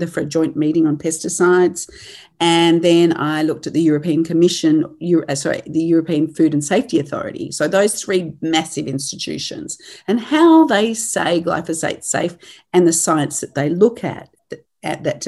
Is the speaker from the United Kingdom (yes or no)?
no; Australia; moved away as an adult; now in New Zealand; I am Australian. I've been based here since 2007, married into a farming family, and I come from a farming family in Australia